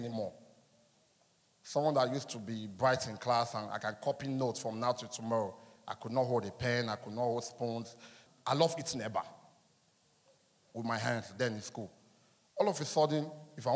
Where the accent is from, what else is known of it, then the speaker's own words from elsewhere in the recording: Anambra, Nigeria; I'm from Anambra State, in Orifte.